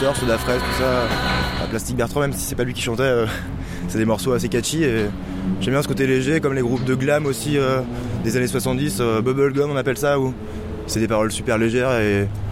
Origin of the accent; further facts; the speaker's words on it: France; on est français, donc on chante en français.